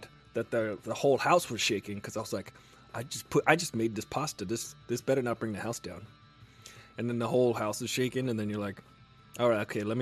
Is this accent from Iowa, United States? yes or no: no; New York, United States; moved away as an adult; I was driving here from New York, because I'm from New York originally